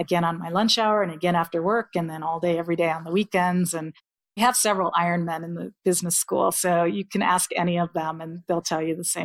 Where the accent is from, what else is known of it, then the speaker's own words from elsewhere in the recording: United States; first language English; I was tired of being the American who only spoke English